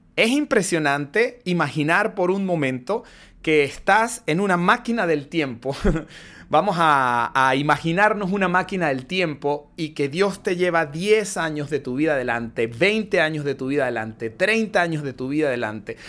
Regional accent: Mérida, Venezuela; moved away; mi ciudad natal no era así, Mérida no era así

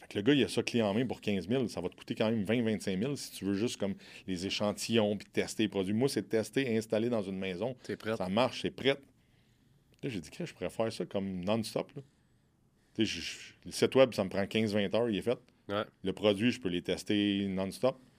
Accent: Quebec, Canada; je viens du Québec

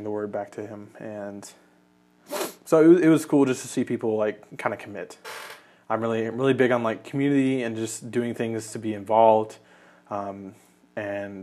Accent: Kentucky, United States; also born or lived in Canada; I was born in Canada, but I've lived in Kentucky for most of my life

